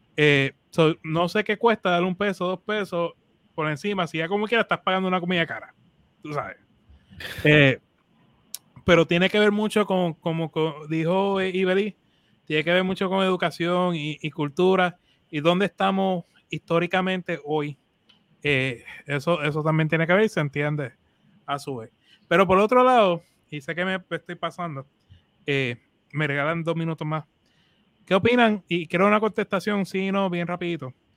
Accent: Puerto Rico; nosotros como cultura latina, boricua en nuestro caso

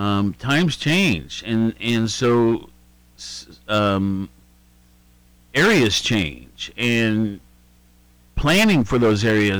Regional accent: Worthington, Ohio, United States; moved away as an adult; also born or lived in Wyoming; I was raised in Worthington and graduated in Worthington in 67. And then went on to Wyoming and other places.

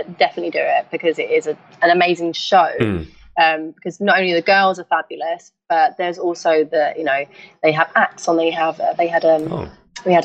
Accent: London, United Kingdom; growing up in East London where I grew up

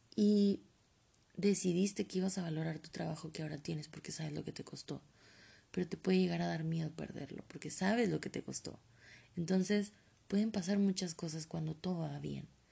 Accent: Mexico; como buena mexicana que soy

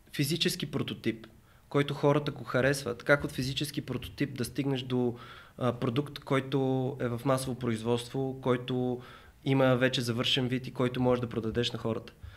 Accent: Bulgaria; съм от България

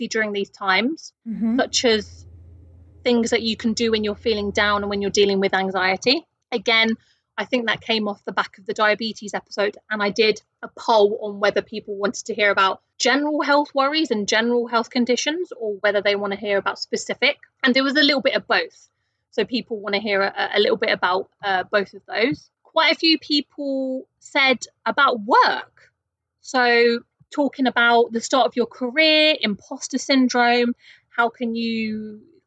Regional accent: United Kingdom; I am a Brit

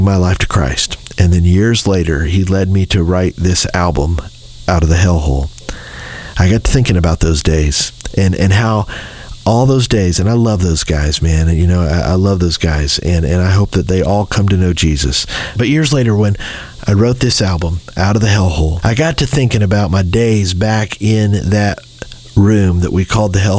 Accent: Anderson, Indiana, United States; I grew up in Anderson, Indiana.

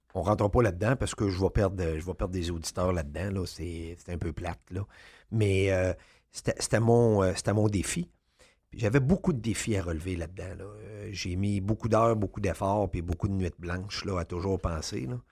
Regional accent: Quebec City, Quebec, Canada; j'étais de Québec

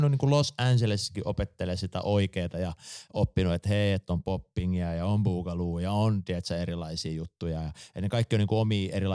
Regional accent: Jyväskylä, Central Finland, Finland; mekin ollaan Jyväskylästä

